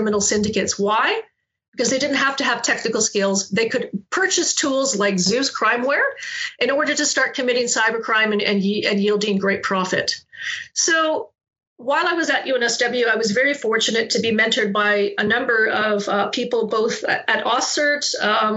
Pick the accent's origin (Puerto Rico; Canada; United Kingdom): Canada; moved away as an adult; also born or lived in Calgary, Canada; now in Australia; I guess I still am Canadian, but originally I was born in Canada. I went to university at the University of Calgary.